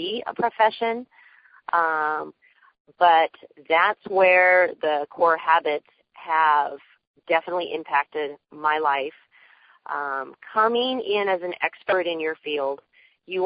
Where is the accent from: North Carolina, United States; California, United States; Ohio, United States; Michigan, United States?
California, United States; Riverside; I'm from Riverside, California